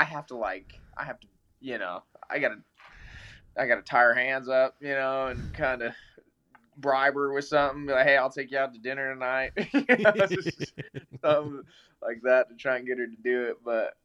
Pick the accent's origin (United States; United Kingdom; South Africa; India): United States; Colorado; I'm from Colorado